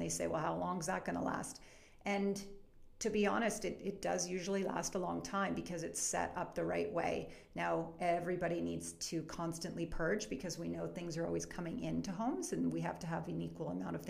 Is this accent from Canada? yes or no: yes; Edmonton, Alberta, Canada; moved away as an adult; also born or lived in Victoria; now in Calgary, Canada; I'm actually from Edmonton. I'm from Edmonton.